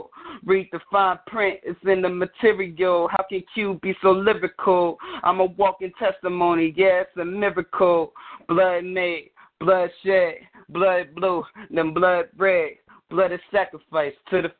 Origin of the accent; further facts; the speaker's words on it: North Carolina, United States; I'm from North Carolina